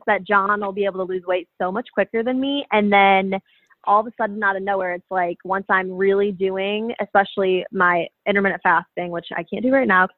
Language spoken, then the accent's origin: English; Buffalo, New York, United States; now in Nashville, United States; I'm actually from Buffalo, New York